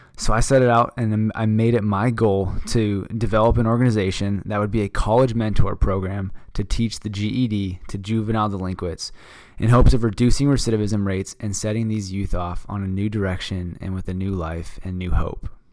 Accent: Phoenix, Arizona, United States; I'm from Phoenix, Arizona

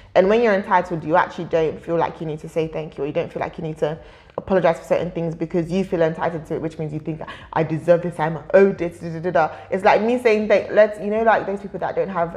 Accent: United Kingdom; also born or lived in Nigeria; As much as I'm Nigerian, I'm also British

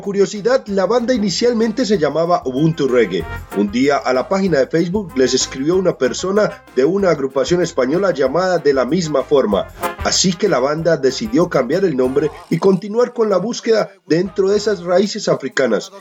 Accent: Colombia; nuestras raíces como colombianos

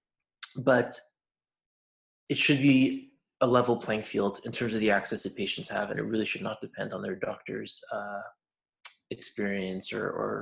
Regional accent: Montreal, Quebec, Canada; in Quebec because that's where I'm from. I'm from Montreal. So yeah, I mean, just growing up

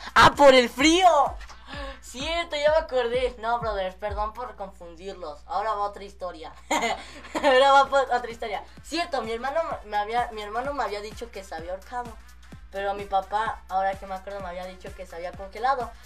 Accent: Mexico; somos los mexicanos somos muy arquitectos desde tiempos viejitos

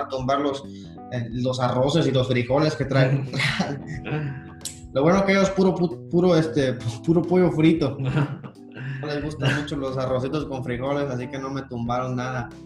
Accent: Mexico; moved away; como los mexicanos que somos

